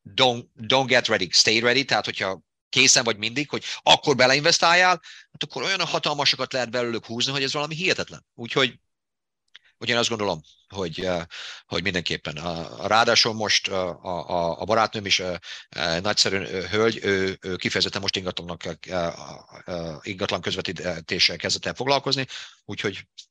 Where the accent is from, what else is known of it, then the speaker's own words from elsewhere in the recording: Debrecen, Hajdú-Bihar, Hungary; accent: Hungarian; moved away as an adult; now in United States; abban a kis, kis debreceni városban, ahol én felnőttem